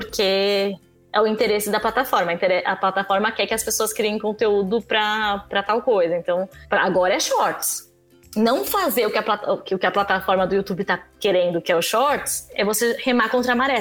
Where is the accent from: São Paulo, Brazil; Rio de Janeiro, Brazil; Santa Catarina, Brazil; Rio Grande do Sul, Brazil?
São Paulo, Brazil; eu sou de São Paulo